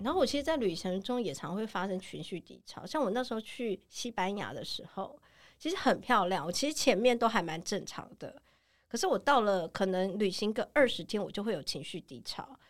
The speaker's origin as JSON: {"language": "Chinese", "country": "Taiwan", "said": "你不觉得我们台湾人很盲从吗"}